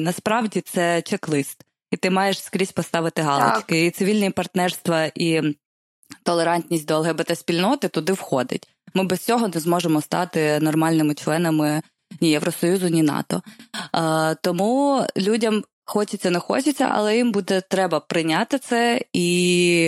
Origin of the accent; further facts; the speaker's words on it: Poltava, Poltava Oblast, Ukraine; я з Полтави взагалі